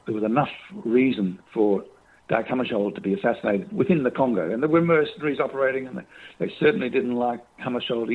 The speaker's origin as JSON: {"language": "English", "town": "Brisbane", "region": "Queensland", "country": "Australia", "tie": "born or raised there", "said": "That's my hometown."}